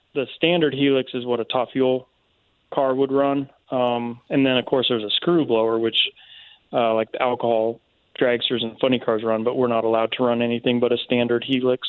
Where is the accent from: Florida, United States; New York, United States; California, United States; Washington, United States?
Washington, United States; Seattle; moved away as an adult; also born or lived in Avon, Indiana; now in Alabama, United States; I grew up in Seattle, and when I was about 20, um, I moved to Indiana